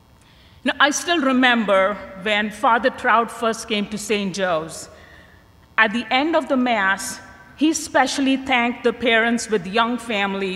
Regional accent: India; I grew up in India in a very devout Catholic family

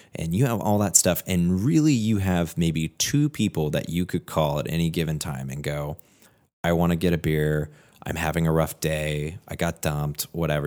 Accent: California, United States; moved away as an adult; also born or lived in Washington State; I went to college in Washington State, and then I was from California

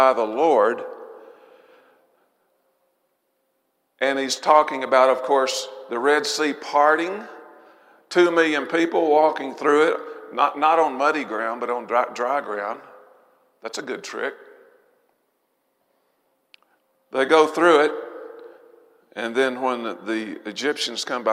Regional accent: Arkansas, United States; I'm from Arkansas. I say squash.

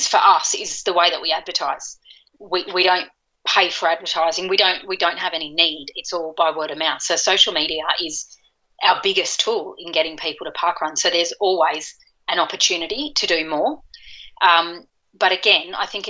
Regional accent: Curl Curl, New South Wales, Australia; moved away; Curl Curl's in New South Wales. It's in my hometown where I grew up.

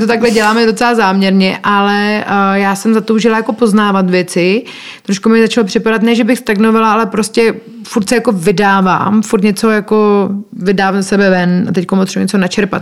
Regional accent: Czechia; moved away as an adult; now in Costa Rica; to moje srdce vlastně pořád patří sem do Čech a proto se sem pořád vracím

